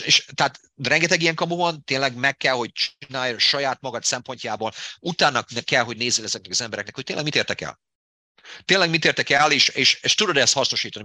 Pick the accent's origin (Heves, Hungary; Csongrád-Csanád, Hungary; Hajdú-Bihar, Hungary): Hajdú-Bihar, Hungary; Debrecen; born or raised there; accent: Hungarian; moved away as an adult; now in United States